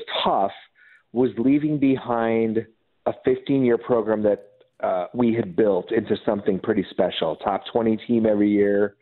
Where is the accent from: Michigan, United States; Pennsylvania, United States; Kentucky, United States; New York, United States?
Michigan, United States; Upper Peninsula; also born or lived in Orlando, Florida / Los Angeles, California; now in Atlanta, United States; grew up in the Upper Peninsula, Michigan, just off of Quebec.